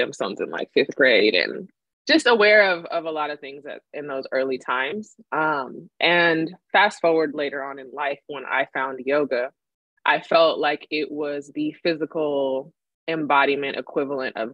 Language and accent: English; Sacramento, California, United States; born or raised there; also born or lived in Madrid, Spain